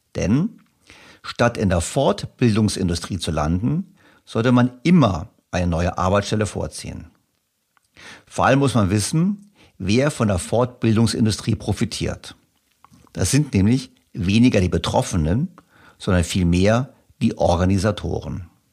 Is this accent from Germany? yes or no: yes; Germany; ich natürlich als Deutscher